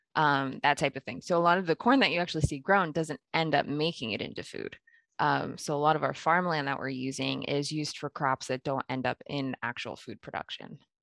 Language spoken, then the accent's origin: English; Pennsylvania, United States; moved away as an adult; also born or lived in Kenya; now in Nebraska, United States; I was born in Kenya, I, I only lived there for about a year, and then I actually grew up in Pennsylvania